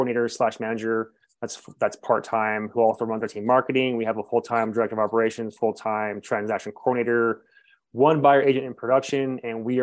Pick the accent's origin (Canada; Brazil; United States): United States; Northern California; moved away as an adult; now in Montrose, United States; I'm from Northern California